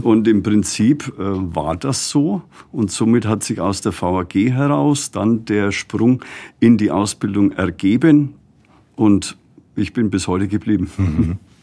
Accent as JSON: {"language": "German", "country": "Germany", "said": "hier bei uns in Deutschland"}